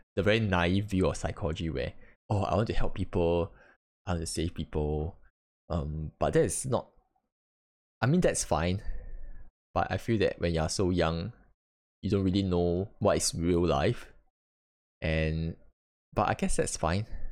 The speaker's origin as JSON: {"language": "English", "country": "Singapore", "said": "as a Singaporean"}